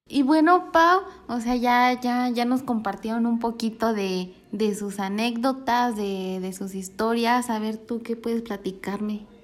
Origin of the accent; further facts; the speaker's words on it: Jaral del Progreso, Guanajuato, Mexico; aquí en mi pueblo, en Jaral